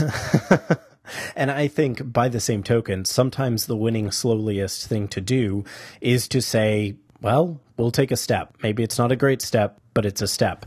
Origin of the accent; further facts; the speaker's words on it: United States; as Americans